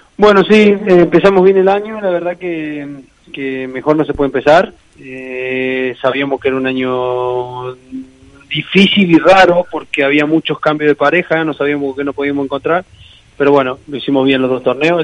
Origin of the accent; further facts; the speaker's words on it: San Luis, Argentina; moved away as an adult; also born or lived in Santander, Spain / Madrid, Spain; now in Valladolid, Spain; en mi ciudad